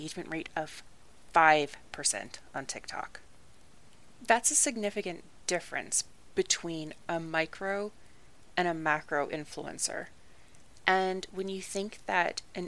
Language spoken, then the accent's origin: English; Canada; I'm Canadian